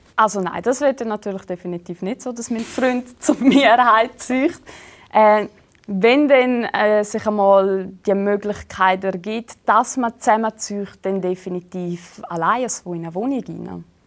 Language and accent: German; Switzerland; typisch schweizerisch an mir, sowie auch so meine Essgewohnheiten